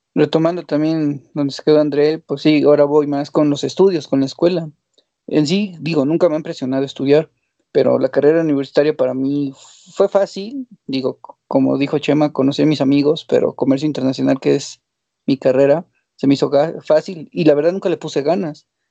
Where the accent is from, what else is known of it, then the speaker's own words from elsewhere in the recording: Mexico; como mexicano